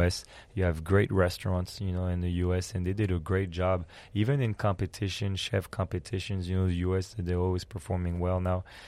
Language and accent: English; France; also born or lived in Belgium; now in San Antonio, United States; uh, I'm born in Belgium, but I grew up in France.